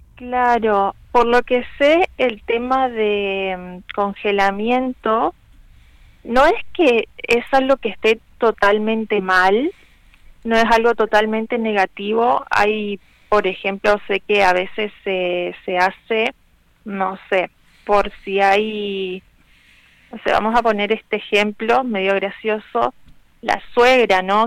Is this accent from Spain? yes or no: no; Argentina; somos argentinos